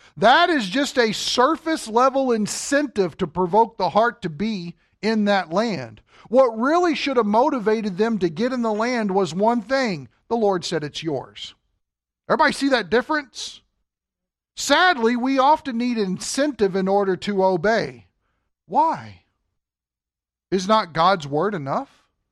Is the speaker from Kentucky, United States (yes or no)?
yes; Kentucky, United States; now in Wisconsin, United States; we're from Kentucky